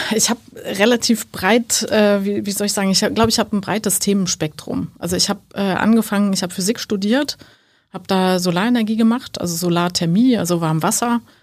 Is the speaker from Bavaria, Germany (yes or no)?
no; Sankt Augustin, North Rhine-Westphalia, Germany; Ich komme äh, aus St. Augustin, das ist ein äh, kleiner Ort in der Nähe von Bonn